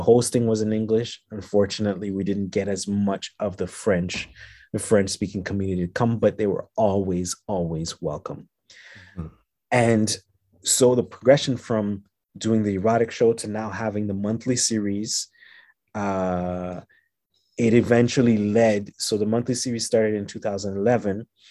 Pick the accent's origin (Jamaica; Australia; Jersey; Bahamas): Jamaica; moved away as an adult; also born or lived in Montreal, Canada / Haiti; now in Canada; I was born in Canada. I was raised in Jamaica and Haiti.